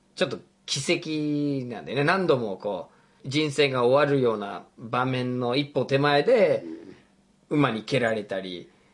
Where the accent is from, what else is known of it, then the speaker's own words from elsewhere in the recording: United States; moved away; 僕が生まれ育った国がアメリカ合衆国で